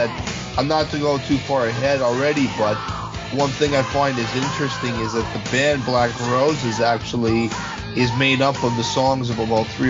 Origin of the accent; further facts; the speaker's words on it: Ontario, Canada; parts of it, I think, were shot in a little town called Dundas, which is probably about 45 minutes from my hometown.